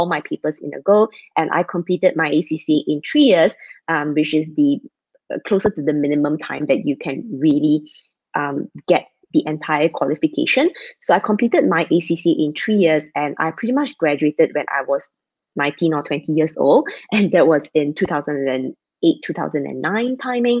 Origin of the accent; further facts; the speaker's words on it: Malaysia; I'm Malaysian, based in Malaysia